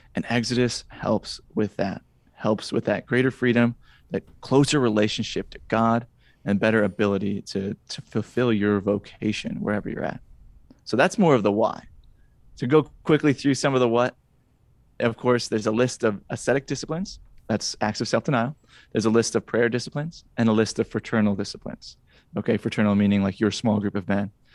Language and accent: English; Wisconsin, United States; now in Indiana, United States; I'm from Wisconsin originally